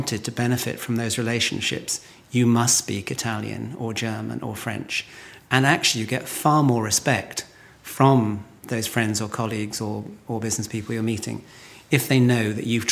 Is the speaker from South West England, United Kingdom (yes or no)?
yes; Lottisham, South West England, United Kingdom; also born or lived in Midsomer Norton; I was born in Lottisham, which is only probably 3 miles from where we're sitting.